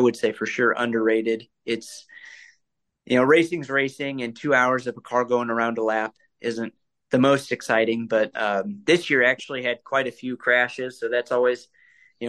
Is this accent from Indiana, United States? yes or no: yes; Fort Wayne, Indiana, United States; I am from Indiana, born and raised Hoosier